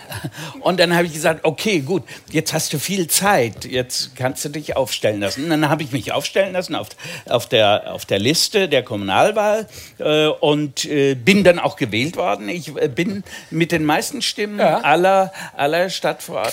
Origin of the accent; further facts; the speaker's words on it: Seeheim-Jugenheim, Hesse, Germany; also born or lived in Pfungstadt; Ich bin in Jugendheim geboren